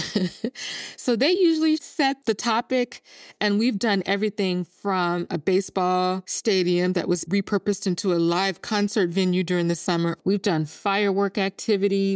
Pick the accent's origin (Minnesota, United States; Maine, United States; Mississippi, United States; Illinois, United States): Mississippi, United States; Jackson; moved away; I'm born and raised in Jackson, Mississippi